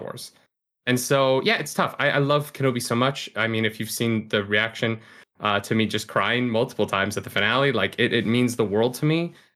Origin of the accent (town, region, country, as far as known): Calgary, Alberta, Canada; born or raised there; moved away